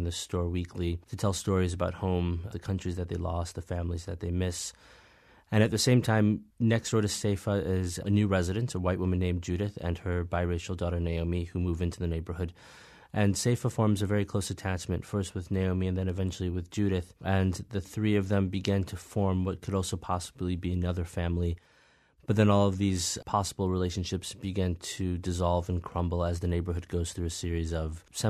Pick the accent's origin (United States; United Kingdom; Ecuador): United States; Midwest; as a young man, especially growing up in the Midwest with this sort of very complicated identity of being both Black and African and not knowing exactly where I fit